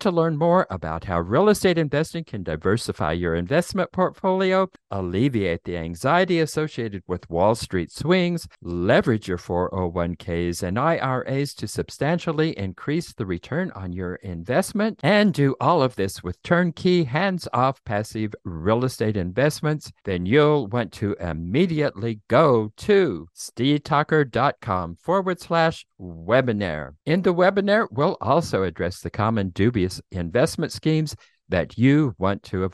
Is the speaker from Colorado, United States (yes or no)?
yes; Colorado, United States; now in Appalachia, United States; I grew up in Colorado, and I live live here in Appalachia now